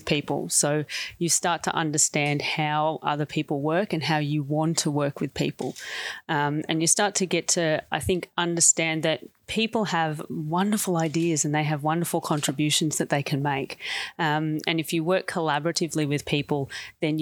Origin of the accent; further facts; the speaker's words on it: Sale, Victoria, Australia; moved away as an adult; now in Melbourne, Australia; I'm from Gippsland, which is about 2.5 hours or 3 hours east of here. And I went to a Mara school, actually, myself, in Sale